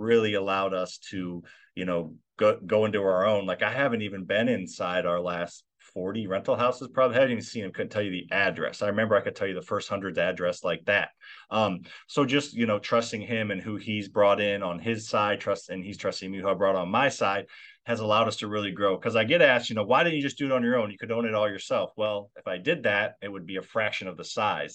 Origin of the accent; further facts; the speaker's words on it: Midwest, United States; I grew up in the Midwest.